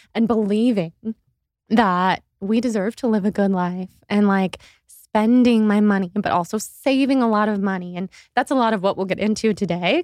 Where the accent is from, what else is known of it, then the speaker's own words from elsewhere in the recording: Sacramento, California, United States; we're both from Sacramento